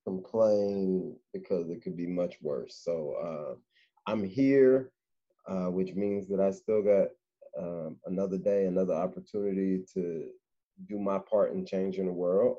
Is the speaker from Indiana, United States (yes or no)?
yes; Indianapolis, Indiana, United States; now in Cincinnati, United States; Born and raised in Indianapolis, Indiana, and currently living in Cincinnati, Ohio